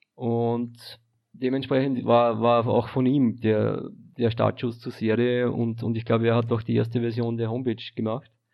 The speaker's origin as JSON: {"language": "German", "country": "Austria", "said": "Also ich bin aus Österreich"}